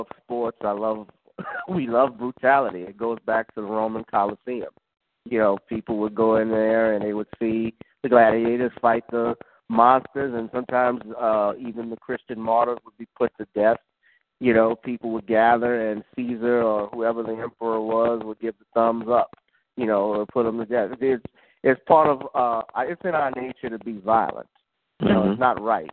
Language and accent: English; New Orleans, Louisiana, United States; my hometown here of with New Orleans